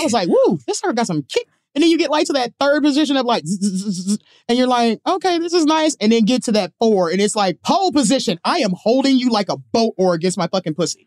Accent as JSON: {"language": "English", "region": "Mississippi", "country": "United States", "also_born_or_lived": "Chicago", "moved": "as an adult", "said": "I'm from Mississippi"}